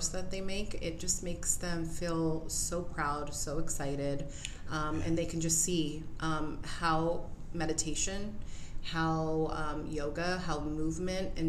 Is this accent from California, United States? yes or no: yes; Whittier, California, United States; I was born and raised in Whittier.